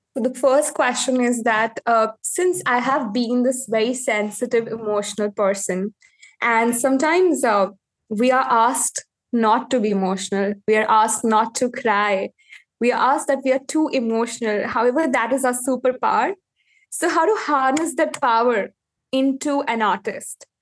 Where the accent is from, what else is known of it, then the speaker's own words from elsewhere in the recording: India; I am from India